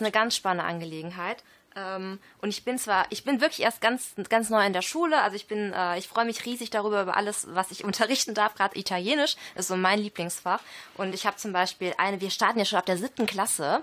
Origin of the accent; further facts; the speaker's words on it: Düsseldorf, North Rhine-Westphalia, Germany; ich bin aus Düsseldorf